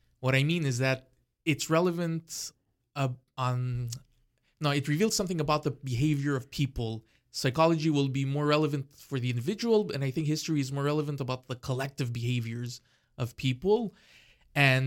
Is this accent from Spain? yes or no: no; Canada; I'm Canadian